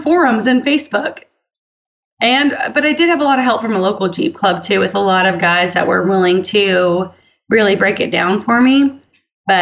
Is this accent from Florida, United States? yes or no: yes; Florida, United States; I'm from the part of Florida that is still very country. It's basically lower Alabama, essentially